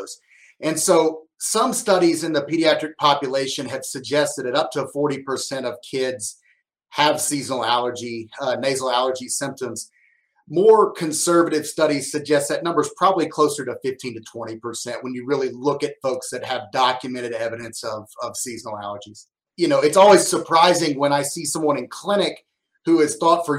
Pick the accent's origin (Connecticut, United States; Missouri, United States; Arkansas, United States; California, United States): Arkansas, United States; also born or lived in Madison, Wisconsin; I grew up in Arkansas